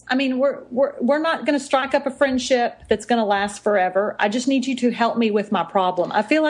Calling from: Texas, United States; weather is down here. It's hot. It's yeah. always hot. I'm in Texas. I don't want to talk about where my accent came from.

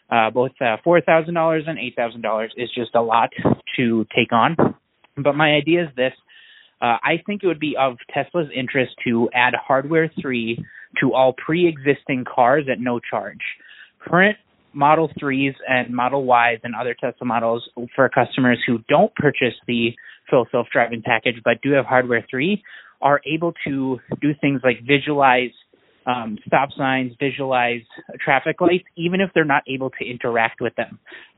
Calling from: Minneapolis, Minnesota, United States; I'm calling from Minneapolis.

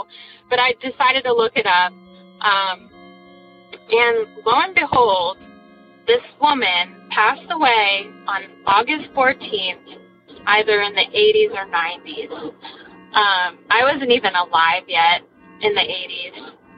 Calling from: New Hampshire, United States; I'm calling from New Hampshire.

